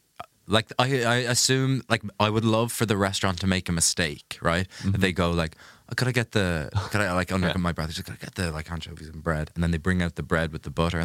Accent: Ireland; I'm Irish

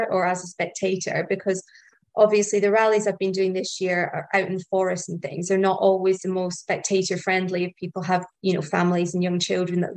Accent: Scotland, United Kingdom; moved away as an adult; also born or lived in Midlands; near where I grew up in Scotland

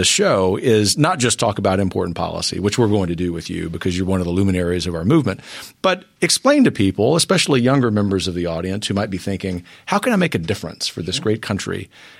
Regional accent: Gulf Coast, United States; I'm from the Gulf Coast.

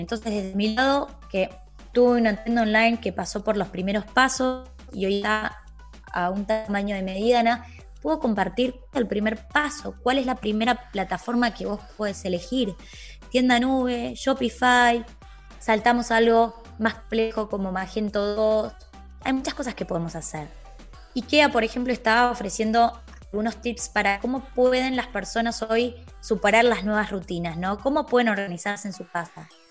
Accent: Argentina; Soy de Argentina.

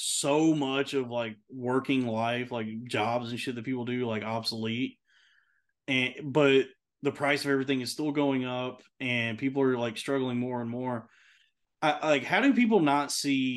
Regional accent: United States; as an American to live in this country

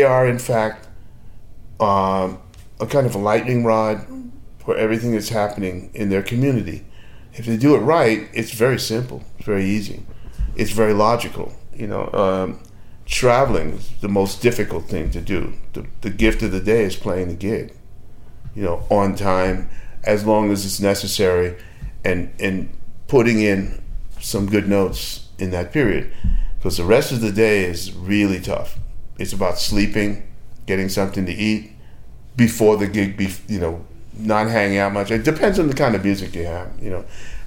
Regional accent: Australia; I'm an Australian.

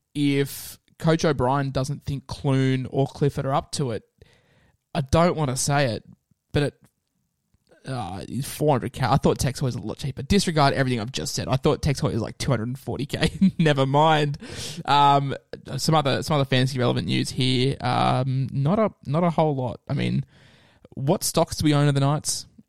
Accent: Queensland, Australia; I'm a Queenslander

